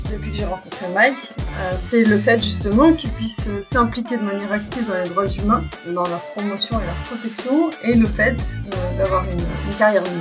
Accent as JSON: {"language": "French", "country": "Algeria", "tie": "born there", "also_born_or_lived": "Switzerland / France", "moved": "yes", "said": "Euh, je suis née en Algérie. Je suis partie au moment de la guerre civile et j'ai beaucoup bougé. J'ai vécu un temps en Suisse, un temps en France."}